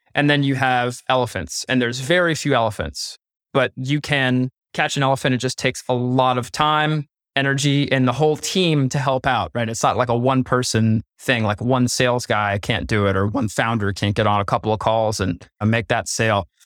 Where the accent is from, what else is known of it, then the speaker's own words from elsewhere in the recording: Pennsylvania, United States; we're both from Pennsylvania. We know about hunting deer